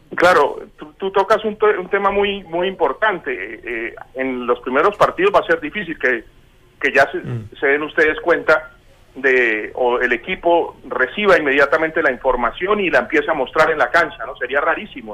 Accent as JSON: {"language": "Spanish", "town": "Bucaramanga", "region": "Santander", "country": "Colombia", "tie": "born or raised there", "moved": "yes", "lives_now": "Buenos Aires, Argentina", "said": "Bucaramanga que, pues es mi ciudad natal"}